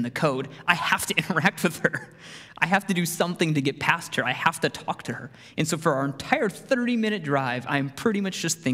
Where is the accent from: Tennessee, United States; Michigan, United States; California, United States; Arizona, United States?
Arizona, United States; I grew up in Arizona